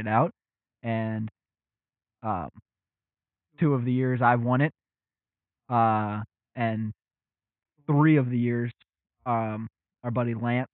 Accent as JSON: {"language": "English", "area": "around Detroit", "region": "Southeast Michigan", "country": "United States", "said": "We are from Southeast Michigan, right around Detroit"}